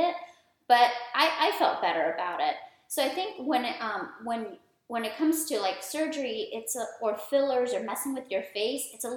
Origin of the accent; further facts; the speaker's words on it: United States; also born or lived in India; raised here. I've been here my whole life. I was born in India